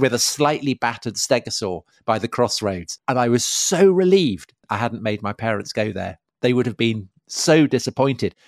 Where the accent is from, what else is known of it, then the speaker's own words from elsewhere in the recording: outside Salisbury, South West England, United Kingdom; I grew up outside Salisbury